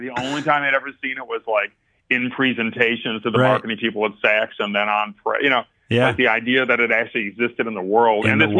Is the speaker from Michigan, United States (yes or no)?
no; New York, United States; as a New Yorker, I had, Secretary Clinton was my senator